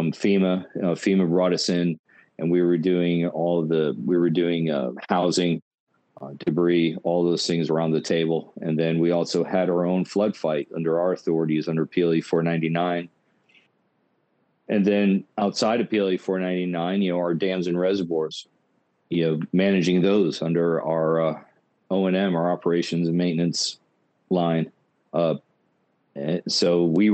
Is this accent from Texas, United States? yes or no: yes; Orange, Texas, United States; I'm from Orange originally, so which is right next to there